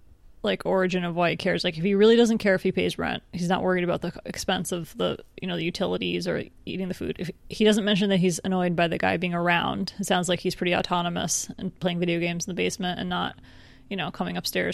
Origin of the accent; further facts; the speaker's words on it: England, United Kingdom; I'm also from England.